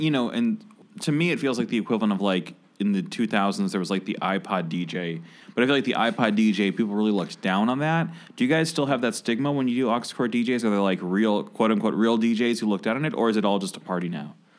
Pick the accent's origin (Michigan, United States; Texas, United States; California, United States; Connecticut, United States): Michigan, United States; moved away; I was born in Michigan